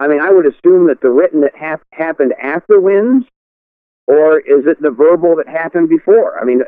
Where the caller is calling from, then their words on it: Toledo, Ohio, United States; I'm calling from Toledo, Ohio.